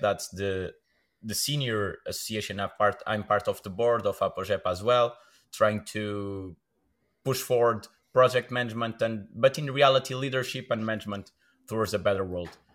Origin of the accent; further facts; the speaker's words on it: Braga, Norte, Portugal; I'm from Braga, born and raised.